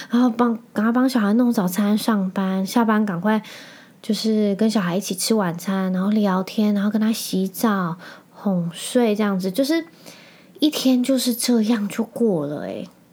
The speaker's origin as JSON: {"language": "Chinese", "region": "Penghu County", "country": "Taiwan", "said": "我是澎湖人嘛"}